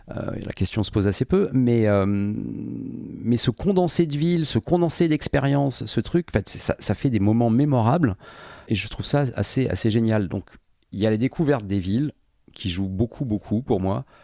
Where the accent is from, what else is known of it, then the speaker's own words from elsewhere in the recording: Paris, Île-de-France, France; Je suis parisien depuis, euh, depuis, depuis gamin. Enfin, parisien ou banlieusard suivant les périodes.